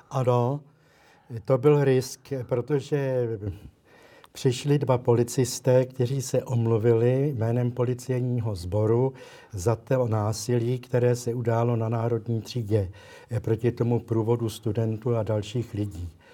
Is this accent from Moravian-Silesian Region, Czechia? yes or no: no; Prague, Czechia; also born or lived in Litoměřice; pocházím z Prahy